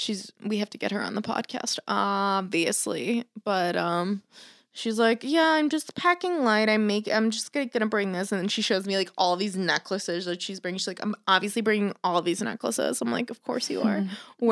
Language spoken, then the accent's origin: English; South Florida, United States; moved away; I grew up in South Florida.